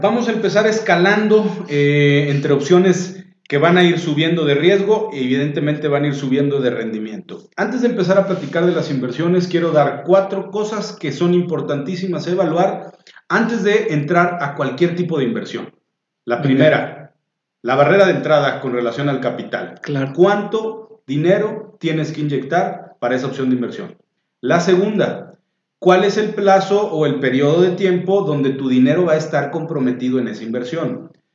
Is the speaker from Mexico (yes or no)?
yes; Mexico; estamos peleados como mexicanos